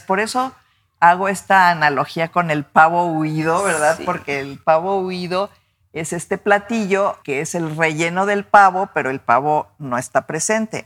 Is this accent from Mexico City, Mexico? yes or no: yes; Mexico City, Mexico; moved away as an adult; now in Guadalajara, Mexico; esas calles en las que crecí. Yo pues fui una niña de la colonia del Valle, ¿no? Bueno, nací en Miscuac, en la Ciudad de México